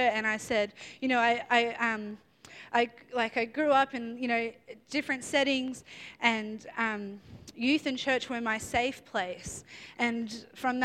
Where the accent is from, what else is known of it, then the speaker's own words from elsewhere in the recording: Melbourne, Victoria, Australia; I'm from Melbourne